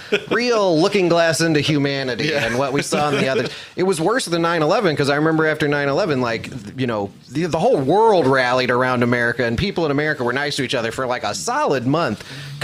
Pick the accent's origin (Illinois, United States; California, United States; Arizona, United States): Illinois, United States; Chicago; I grew up in Chicago.